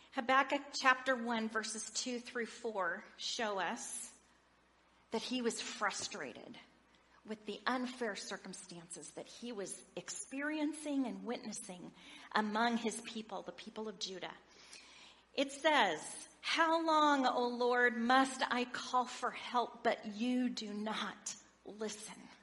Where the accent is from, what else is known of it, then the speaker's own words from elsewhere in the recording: Oregon, United States; I grew up in Oregon in a large family